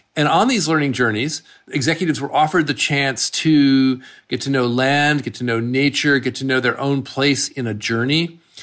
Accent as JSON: {"language": "English", "region": "Massachusetts", "country": "United States", "tie": "born or raised there", "said": "I grew up there"}